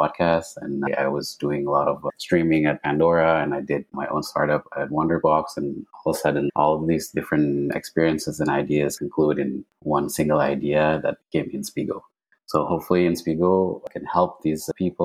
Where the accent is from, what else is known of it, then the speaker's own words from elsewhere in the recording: Indonesia; moved away as an adult; also born or lived in Silicon Valley, United States; I was born and raised in Indonesia.